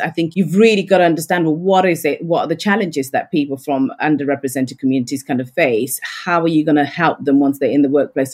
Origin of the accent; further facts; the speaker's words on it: Yorkshire and the Humber, United Kingdom; I'm a Yorkshire lass